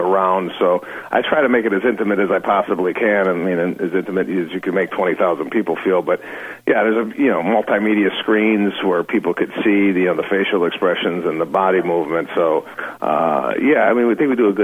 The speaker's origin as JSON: {"language": "English", "town": "Arlington Heights", "region": "Illinois", "country": "United States", "tie": "born or raised there", "also_born_or_lived": "DeKalb, Illinois / Los Angeles", "moved": "as an adult", "said": "I grew up in the northwest suburbs, Arlington Heights"}